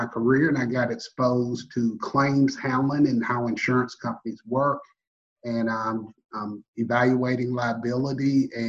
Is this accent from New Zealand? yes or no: no; Sparta, Georgia, United States; moved away as an adult; now in Memphis, United States; I'm from Middle Georgia, down in a little small town near Macon, Georgia, called Sparta, Georgia.